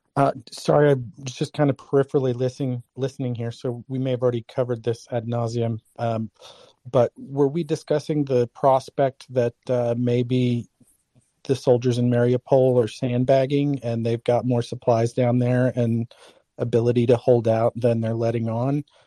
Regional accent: Middle America, Midwest, United States; I'm from Middle America, about as close to the armpit of North America as you could get

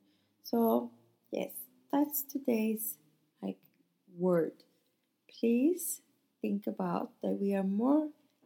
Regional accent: Sweden; now in Nice, France; We are in a mixed couple from Italy and Sweden

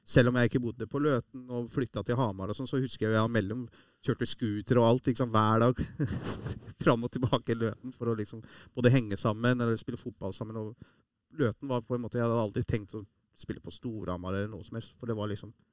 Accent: Iran; now in Norway; vi som er fra Iran

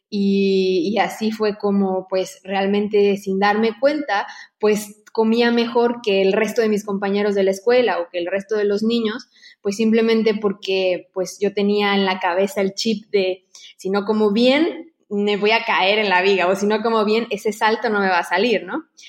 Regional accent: Mexico; moved away as an adult; now in Barcelona, Spain

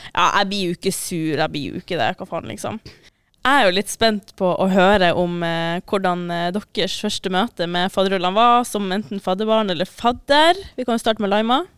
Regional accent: Asker, Akershus, Norway; moved away as an adult; now in Trondheim, Norway; Jeg er fra Asker.

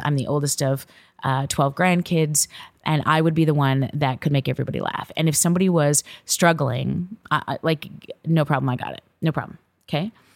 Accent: Viking, Alberta, Canada; Viking, Alberta, Canada. And this is the little small farming town that I grew up

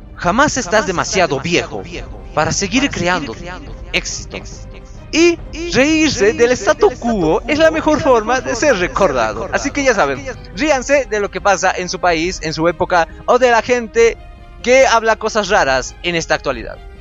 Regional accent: Potosí, Bolivia; no es que yo sea de La Paz, yo soy de Potosí.

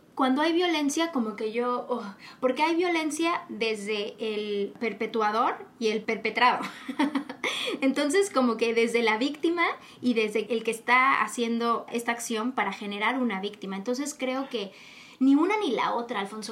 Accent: Mexico; nosotros como latinos, eh, mexicanos, nosotros en México

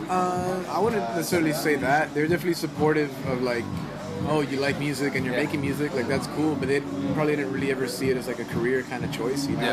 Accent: Miami, Florida, United States; growing up in Miami

